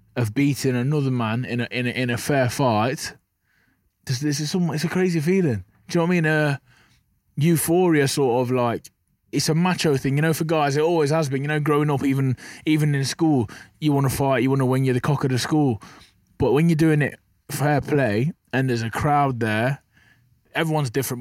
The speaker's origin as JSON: {"language": "English", "town": "Burton upon Trent", "region": "West Midlands", "country": "United Kingdom", "said": "I'm from Burton on Trent, you know, pe-, people wanna Google that. It's just a small town."}